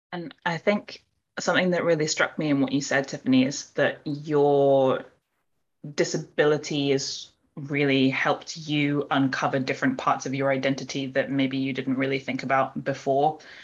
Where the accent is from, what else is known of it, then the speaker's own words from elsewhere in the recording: United Kingdom; we as British East and Southeast Asians